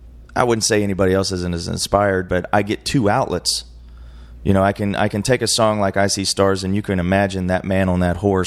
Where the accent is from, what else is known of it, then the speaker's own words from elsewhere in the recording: West Virginia, United States; born there; also born or lived in Carolinas / Arizona; now in Texas, United States; I was born in West Virginia. I lived in the Carolinas for a while. I lived in Arizona for a while. And I've lived in Texas for 10 years